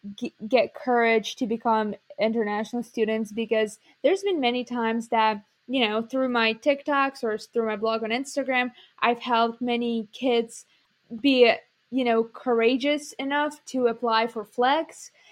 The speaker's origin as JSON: {"language": "English", "country": "Ukraine", "tie": "born or raised there", "moved": "as an adult", "said": "Ukrainian, like, dance club where I, you know, grew up"}